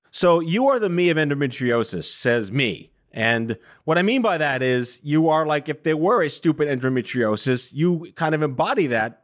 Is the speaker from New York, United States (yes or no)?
yes; New York City, New York, United States; Staten Island where I grew up